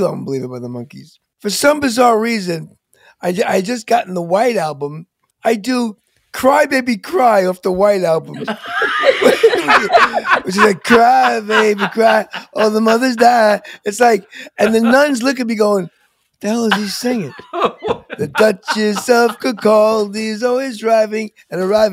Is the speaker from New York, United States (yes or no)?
yes; New York, United States; moved away; growing up in New York City